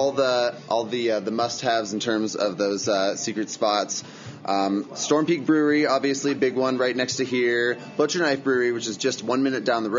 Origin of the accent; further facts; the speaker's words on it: Steamboat Springs, Colorado, United States; also born or lived in Front Range, Colorado; I'm from Steamboat. I'm a Steamboat local. I lived in the Front Range, worked in a couple different industries for a few years, and then moved back this year to help out with the business.